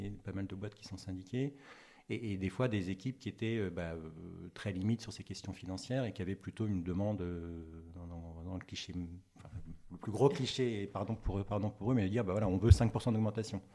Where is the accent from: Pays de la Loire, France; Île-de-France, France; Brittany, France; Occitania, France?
Brittany, France; Breton; also born or lived in Paris; now in Nantes, France; j'étais breton, enfin je suis breton, je suis rené à la base